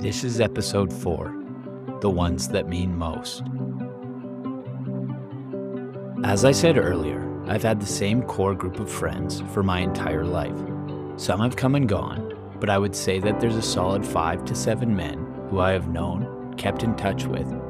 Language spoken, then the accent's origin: English; Calgary, Alberta, Canada; I stayed in Calgary to go to school